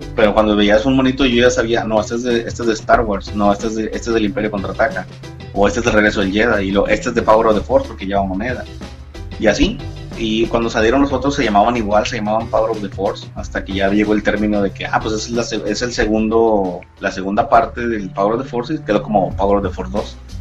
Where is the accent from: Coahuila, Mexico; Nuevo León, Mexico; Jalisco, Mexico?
Nuevo León, Mexico; Monterrey; soy de Monterrey